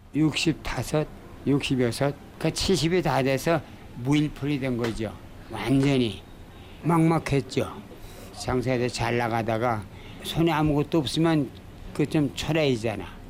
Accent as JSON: {"language": "Korean", "town": "Pyongyang", "country": "North Korea", "moved": "yes", "lives_now": "Seoul, South Korea", "said": "내가 평양 사람이거든"}